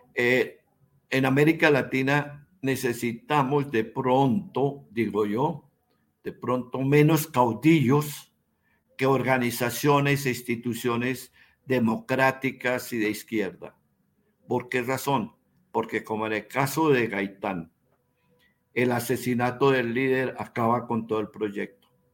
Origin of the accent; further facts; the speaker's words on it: Bogotá, Colombia; yo soy bogotano